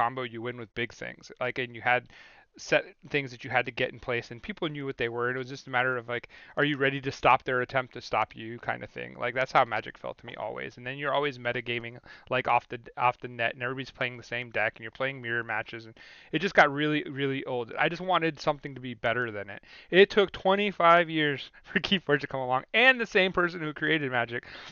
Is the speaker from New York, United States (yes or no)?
yes; Syracuse, New York, United States; also born or lived in Manlius, New York; I'm from Syracuse, New York